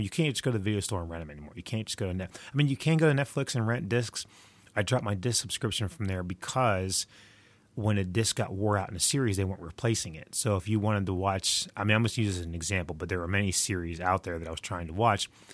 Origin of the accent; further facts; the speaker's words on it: West Virginia, United States; I'm recording from the frozen tundra that is my home state of West Virginia